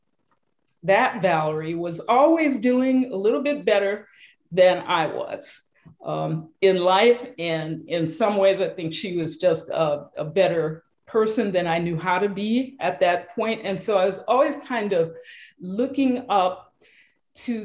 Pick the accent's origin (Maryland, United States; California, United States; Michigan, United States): Michigan, United States; Detroit; Growing up in Detroit in the heyday of Motown